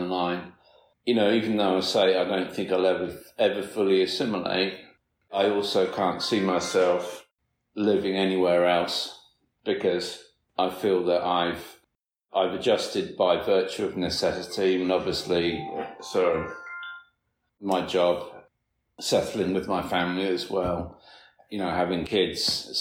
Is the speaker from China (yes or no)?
no; United Kingdom; also born or lived in Queens, New York, United States; now in New York, United States; home is the UK